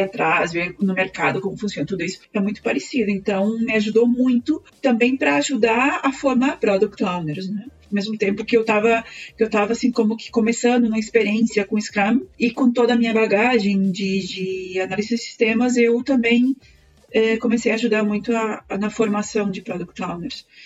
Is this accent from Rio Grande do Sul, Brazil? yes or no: yes; Planalto, Rio Grande do Sul, Brazil; moved away as an adult; also born or lived in Chapecó / Caxias do Sul / Porto Alegre; now in Chile; eu sou gaúcha, é, eu sou de uma cidade bem pequenininha do interior do, do Rio Grande do Sul, se chama Planalto. Bom, eu saí muito cedo de Planalto